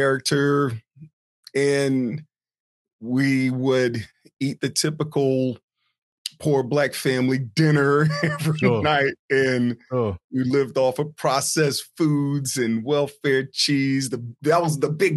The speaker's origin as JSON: {"language": "English", "town": "Chesapeake", "region": "Virginia", "country": "United States", "tie": "born or raised there", "also_born_or_lived": "East Orange, New Jersey / Norfolk, Virginia / California", "said": "We moved from East Orange, New Jersey we moved to Virginia. So I grew up in parts of Chesapeake, Virginia, and I grew up in parts of South Norfolk, Virginia"}